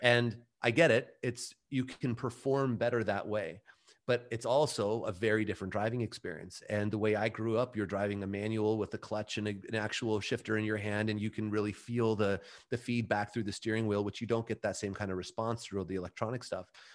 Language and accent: English; Mission Viejo, California, United States; we had opened our own gym in, uh, my hometown, Mission Viejo